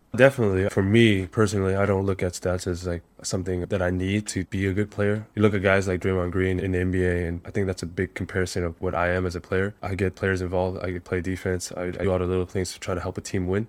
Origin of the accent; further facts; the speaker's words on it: Monterey Park, California, United States; moved away as an adult; now in Hanoi, Vietnam; I grew up in Southern California, a small little city outside, east of Los Angeles, called Monterey Park